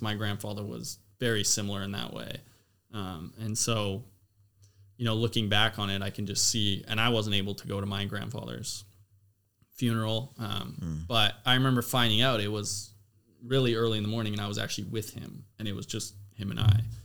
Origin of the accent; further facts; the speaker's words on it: Abbotsford, British Columbia, Canada; moved away; also born or lived in Louisiana; I was from Abbotsford